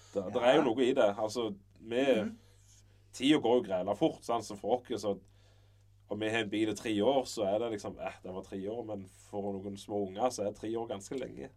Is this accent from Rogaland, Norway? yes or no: yes; Varhaug, Rogaland, Norway; also born or lived in Sirevåg; Jeg er jo egentlig fra Varhaug, men vi bodde der i ti år